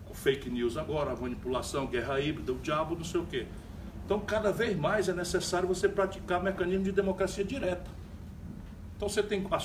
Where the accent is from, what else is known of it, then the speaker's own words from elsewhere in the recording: Paraíba, Brazil; Da Paraíba, Recife também.